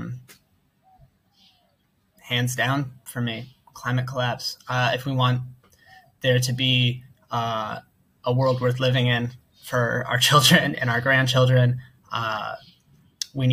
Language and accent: English; United States; moved away as an adult; now in Thailand; I'm an American